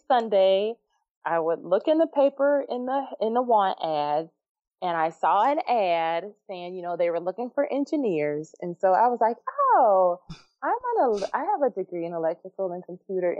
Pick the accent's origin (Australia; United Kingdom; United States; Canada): United States; Chicago, Illinois; my hometown of Chicago